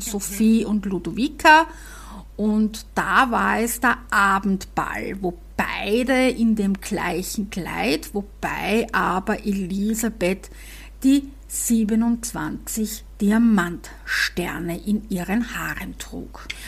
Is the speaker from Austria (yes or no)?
yes; Vienna, Austria; accent: Viennese; meinen Wiener Dialekt